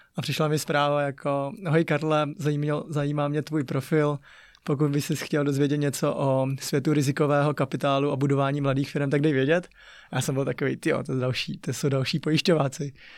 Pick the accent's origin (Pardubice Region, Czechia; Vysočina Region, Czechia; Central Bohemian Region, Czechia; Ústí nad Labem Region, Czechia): Ústí nad Labem Region, Czechia; Ústí nad Labem; Czech is a second language; moved away; My jsme vyrůstali v Ústí mm-hmm. a tak a měli jsme ještě chůvu, tak a to jsme bydlela na sídlišti Neštěmice